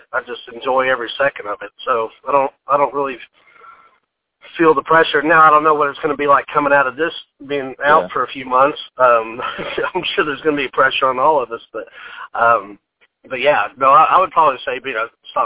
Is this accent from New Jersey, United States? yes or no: no; Sevierville, Tennessee, United States; also born or lived in Knoxville, Tennessee; I grew up in Sevierville in the Gatlinburg area.